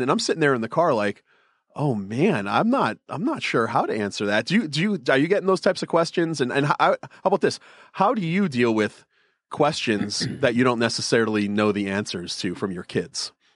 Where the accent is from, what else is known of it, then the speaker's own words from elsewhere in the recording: Northeast, United States; I grew up in the Northeast, so we're culturally Catholic